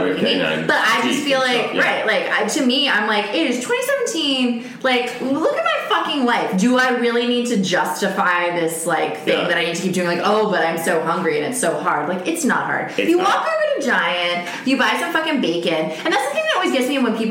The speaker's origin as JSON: {"language": "English", "town": "Houston", "region": "Texas", "country": "United States", "said": "I'm from Houston"}